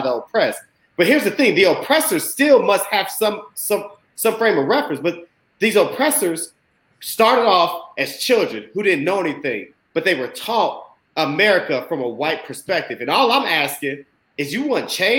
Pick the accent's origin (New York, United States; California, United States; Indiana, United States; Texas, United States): Indiana, United States; I'm from Indiana